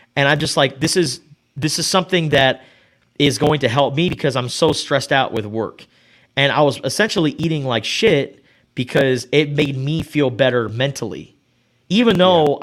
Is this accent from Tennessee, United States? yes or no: no; Tucson, Arizona, United States; from the time I was a kid growing up in Rita Ranch